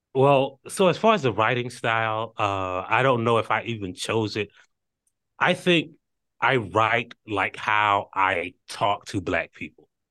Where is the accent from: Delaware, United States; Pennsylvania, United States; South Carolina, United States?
South Carolina, United States; Hartsville; I was, uh, born and raised in Hartsfield, South Carolina